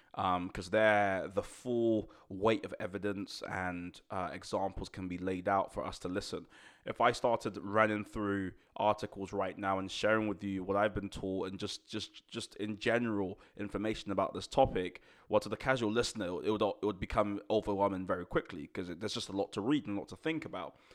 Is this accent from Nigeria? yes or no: yes; Nigeria; moved away; growing up in Nigeria, I was only there for a few years